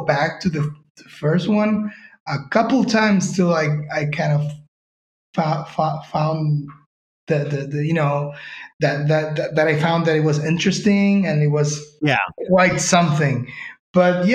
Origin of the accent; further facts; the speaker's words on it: Uruguay; moved away as an adult; now in Spain; we are both from Uruguay